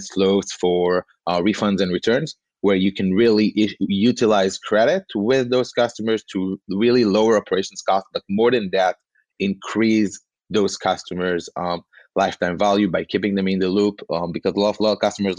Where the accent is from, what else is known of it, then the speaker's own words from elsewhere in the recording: Tel Aviv, Tel Aviv District, Israel; I'm from Tel Aviv in Israel